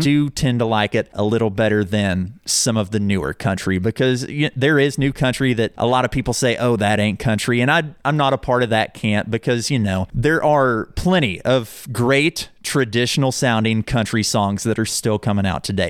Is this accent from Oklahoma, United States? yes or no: yes; Owasso, Oklahoma, United States; also born or lived in Collinsville, Oklahoma / Shawnee, Oklahoma; I'm from here. I grew up in Owasso.